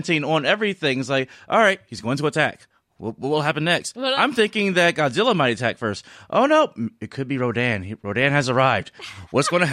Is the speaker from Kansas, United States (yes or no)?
no; New Jersey, United States; me being just a kid in Jersey at home during the day